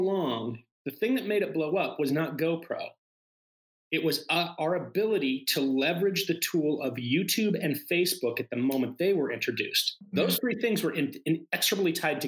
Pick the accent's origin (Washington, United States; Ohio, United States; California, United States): Washington, United States; Seattle; I'm from Seattle